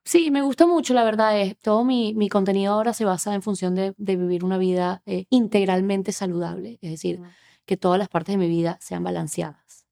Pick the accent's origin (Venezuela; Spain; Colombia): Venezuela; moved away as an adult; now in Miami, United States; soy venezolana, tengo unos 13 años viviendo en Miami